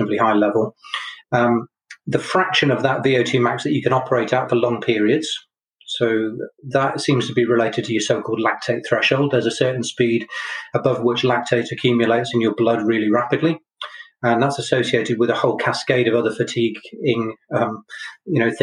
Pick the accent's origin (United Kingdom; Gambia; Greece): United Kingdom; Chepstow, Wales; moved away as an adult; also born or lived in Brighton; I grew up in Chepstow